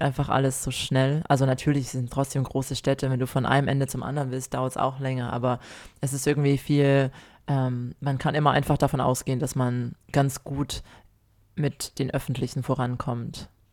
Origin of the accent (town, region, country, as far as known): Germany; born or raised there; now in Australia